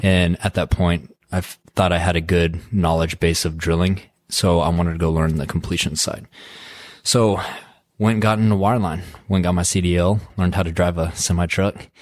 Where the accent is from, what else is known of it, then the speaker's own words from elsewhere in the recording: Midland, Texas, United States; Born and raised in West Texas, graduated high school in Midland, Texas